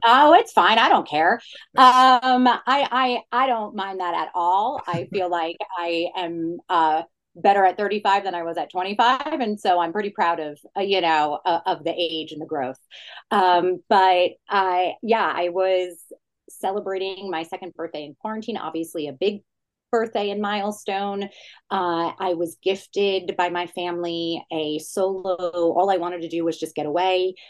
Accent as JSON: {"language": "English", "region": "New Jersey", "country": "United States", "tie": "born or raised there", "said": "I'm from New Jersey. So it was very much an ode to my childhood growing up in the suburbs of New York City, growing up in an Italian Jewish family in Jersey"}